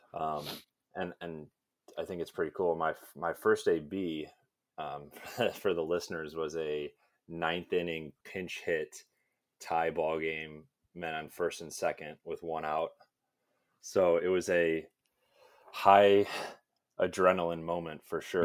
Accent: Illinois, United States; I'm from Illinois

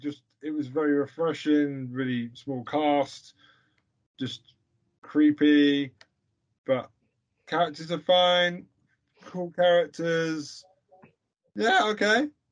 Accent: United Kingdom; I'm British.

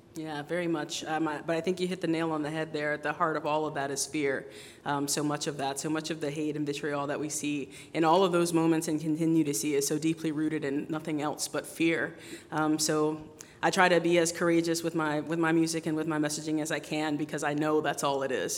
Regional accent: United States; grow up in America as my home country

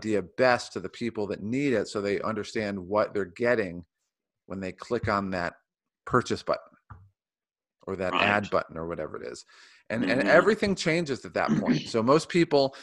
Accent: Ohio, United States; now in San Diego, United States; I grew up in Ohio and everybody in Ohio has brown hair

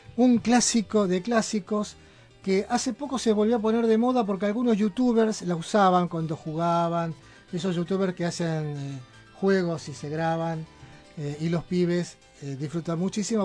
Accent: Buenos Aires, Argentina; now in Berisso, Argentina; Yo nací en un barrio que realmente tiene algún cierto parentesco con Berizo, que es ahora mi ciudad adoptiva. Yo soy del barrio de Mataderos, en Capital Federal

